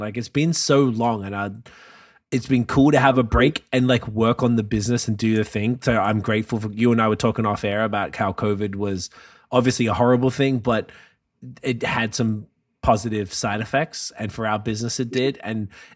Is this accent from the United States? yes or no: no; Canada; I'm Canadian